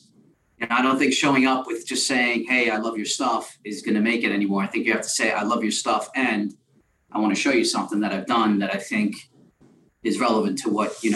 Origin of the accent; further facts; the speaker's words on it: New York City, New York, United States; we're both from New York. Mm-hmm. You know, Jeremy's from Brooklyn and I'm from Queens.